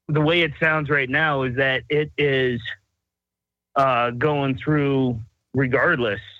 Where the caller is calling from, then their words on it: Seattle, Washington, United States; I'm calling from